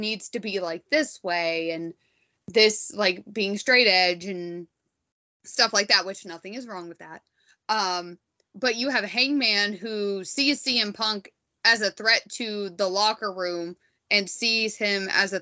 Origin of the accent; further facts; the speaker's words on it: United States; being wildly American